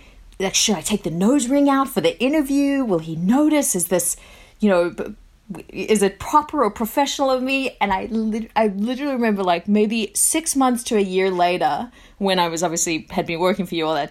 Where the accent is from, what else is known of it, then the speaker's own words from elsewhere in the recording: South Africa; moved away; also born or lived in Australia; I was born in South Africa and then, you know, moved to Australia